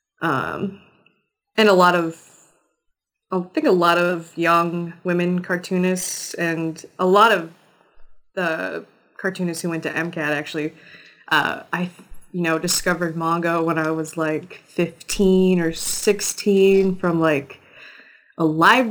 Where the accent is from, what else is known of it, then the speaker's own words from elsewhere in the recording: rural Wisconsin town near Minneapolis, United States; I grew up near Minneapolis, but I really spent most of my time in this tiny, tiny rural Wisconsin town right across the border